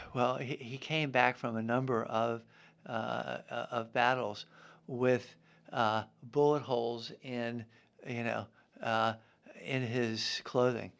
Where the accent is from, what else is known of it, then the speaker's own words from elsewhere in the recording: Baltimore, Maryland, United States; moved away as an adult; also born or lived in Vermont / Memphis / Washington; born in Baltimore, um, and went to Gilman.